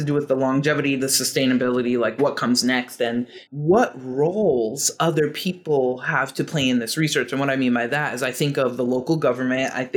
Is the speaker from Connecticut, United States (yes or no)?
no; Georgia, United States; now in Massachusetts, United States; I grew up in Georgia and I've lived in Massachusetts for a long time, for 20 plus years.